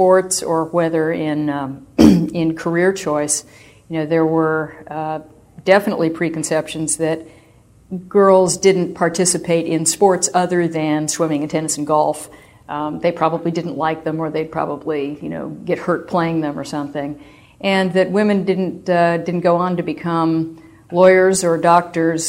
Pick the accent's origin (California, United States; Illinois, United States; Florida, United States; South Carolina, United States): California, United States; Southern; my childhood was probably the typical childhood for a kid growing up in Southern California in the 50s and early 60s